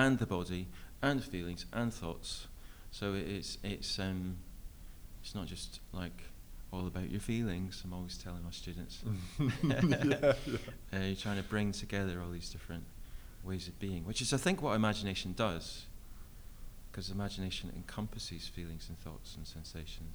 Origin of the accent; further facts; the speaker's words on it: Scotland, United Kingdom; moved away as an adult; also born or lived in London; from Scotland and I'd recently just moved down to London, and we don't have meadows in Scotland.